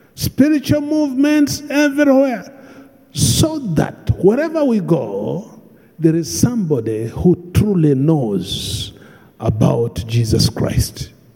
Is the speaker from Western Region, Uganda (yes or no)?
yes; Bunyoro, Western Region, Uganda; I come from Bunyoro